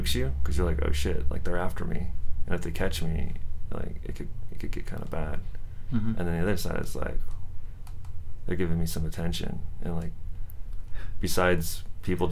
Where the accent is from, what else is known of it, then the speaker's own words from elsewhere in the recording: San Jose, California, United States; also born or lived in Milpitas; I grew up in San Jose